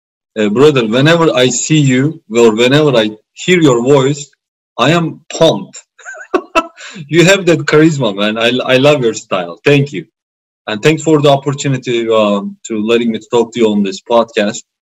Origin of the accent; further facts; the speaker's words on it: Istanbul, Turkey; English is a second language; moved away as an adult; also born or lived in Cyprus / Washington, D.C.; now in Pittsburgh, United States; I born and raised in Istanbul, Turkey, and I always say I am a patriotic American and proud immigrant. So as an immigrant, I came to United States